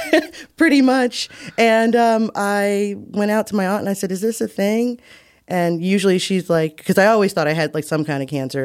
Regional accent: United States; my family is Muskogee and Creek and African, whereas, you know, we're just as American as it comes

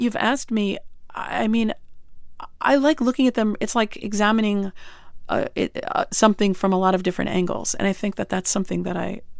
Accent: Syosset, New York, United States; I grew up on Long Island.

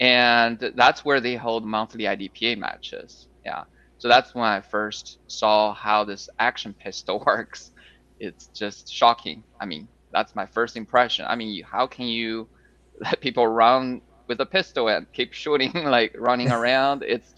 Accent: China; moved away as an adult; also born or lived in Shanghai, China / Wisconsin, United States; now in Texas, United States; Originally, yes. It's a very small city. I mean, I don't think anyone would know here. It's a small city near the border between China and Mongolia

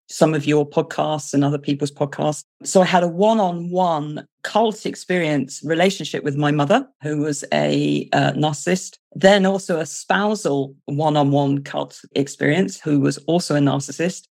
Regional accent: London, United Kingdom; moved away as an adult; also born or lived in United States; now in South West England, United Kingdom; I am British, as you can hear from my accent. Um, I'm originally from London, but I now live in the southwest of England

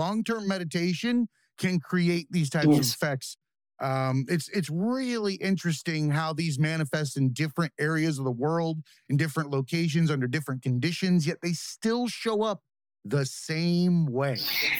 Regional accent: the South, United States; I grew up in the South, so I figured I might have invoked the devil

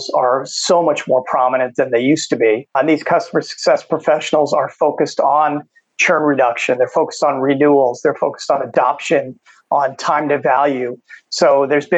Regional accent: New York, United States; moved away as an adult; also born or lived in San Francisco, California; now in Phoenix, United States; I grew up in New York, made my way to California, worked in San Francisco for a few years, then back to New York, and then ultimately to here to Phoenix, Arizona

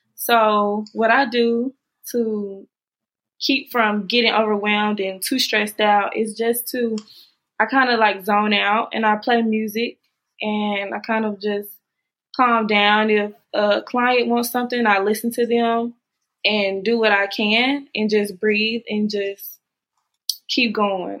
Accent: Jackson, Mississippi, United States; I'm from Jackson, Mississippi.

